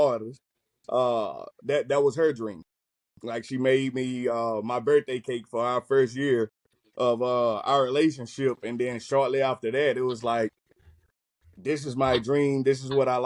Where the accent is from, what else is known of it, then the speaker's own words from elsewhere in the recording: Mississippi, United States; moved away as an adult; also born or lived in Georgia; now in California, United States; moved back to my hometown